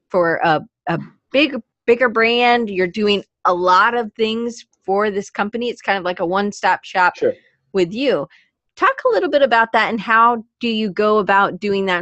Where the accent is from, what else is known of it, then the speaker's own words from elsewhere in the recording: Atlanta, Georgia, United States; I grew up in Atlanta